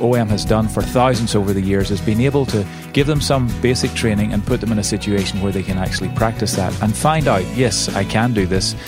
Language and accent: English; the south coast of England, United Kingdom; moved away as an adult; also born or lived in London; now in United States; I uh, am a Brit, uh, although I'm half American now. I, I, have my green card, and I'm on the process of getting American citizenship. But you know, I was I was in the UK uh, for most of my life. I've been over here the last 10 years. Uh, grew up on the south coast